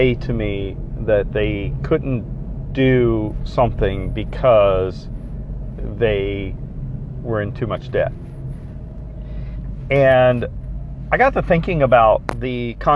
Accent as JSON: {"language": "English", "region": "South Florida", "country": "United States", "tie": "born or raised there", "said": "I grew up in South Florida"}